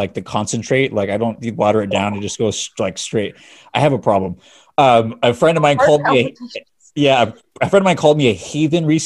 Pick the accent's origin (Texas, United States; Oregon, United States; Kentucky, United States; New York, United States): Oregon, United States; now in Monrovia, United States; I'm from Oregon.